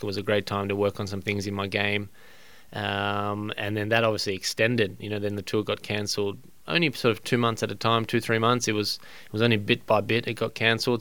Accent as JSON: {"language": "English", "country": "Australia", "said": "as an Australian"}